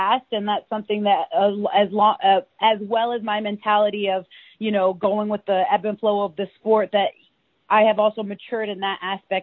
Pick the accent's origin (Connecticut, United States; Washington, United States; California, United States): Washington, United States; we're both from Washington State